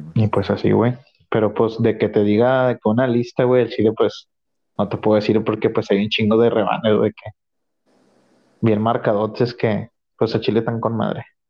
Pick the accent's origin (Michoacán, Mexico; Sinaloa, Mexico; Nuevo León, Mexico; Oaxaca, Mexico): Nuevo León, Mexico; yo soy de Nuevo León